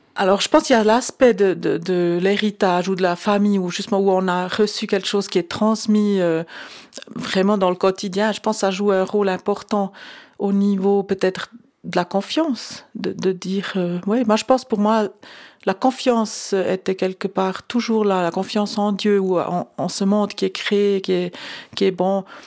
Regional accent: Lucerne, Switzerland; j'ai grandi à Lucerne, c'était donc catholique romain

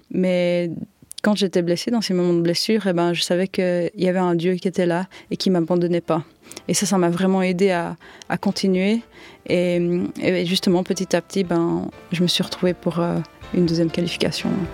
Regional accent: Yverdon-les-Bains, Vaud, Switzerland; j'ai grandi à, à Yverdon euh, dans des HLM

